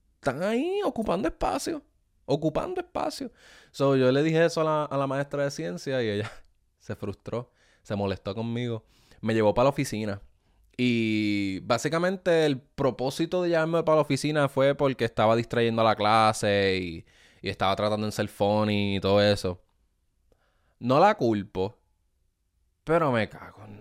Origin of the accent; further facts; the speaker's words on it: Ponce, Puerto Rico; accent: boricua; also born or lived in Bayamón, Puerto Rico / Juana Díaz, Puerto Rico; now in United States; yo soy original de Ponce